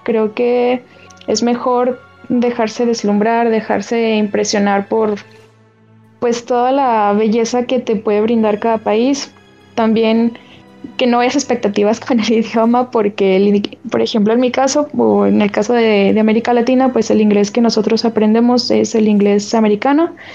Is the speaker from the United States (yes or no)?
no; León, Guanajuato, Mexico; yo soy de León